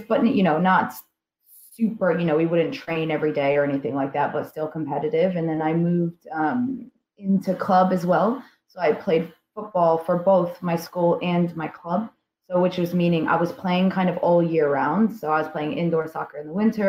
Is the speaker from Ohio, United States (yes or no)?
no; Indiana, United States; moved away as an adult; now in United Kingdom; I'm from Indiana in the States